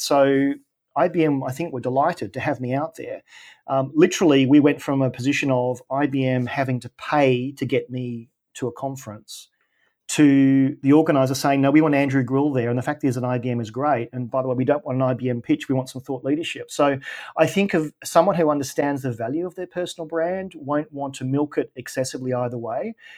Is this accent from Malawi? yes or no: no; Australia; I'm Australian